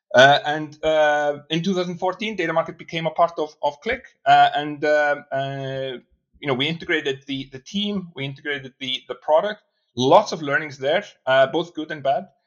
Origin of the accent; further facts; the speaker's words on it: Iceland; also born or lived in Boston; now in Reykjavik, Iceland; I'm from Iceland. That's where I'm brought up.